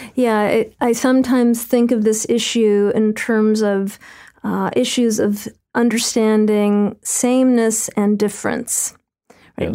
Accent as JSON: {"language": "English", "town": "New York City", "region": "New York", "country": "United States", "said": "as a New Yorker"}